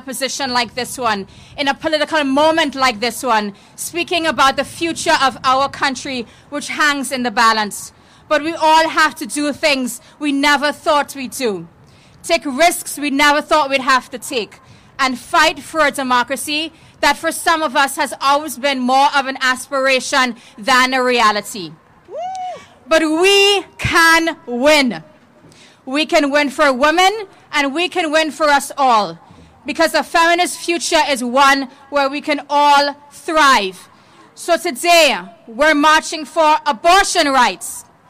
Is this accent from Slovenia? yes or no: no; Trinidad & Tobago; now in United States; as a little girl growing up in Trinidad and Tobago